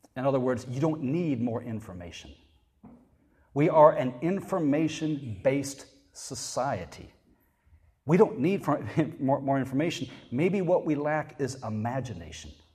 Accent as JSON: {"language": "English", "region": "North Carolina", "country": "United States", "said": "I said North Carolina."}